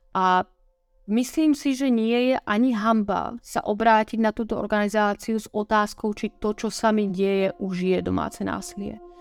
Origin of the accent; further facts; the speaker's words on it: Slovakia; Ja som zo Slovenska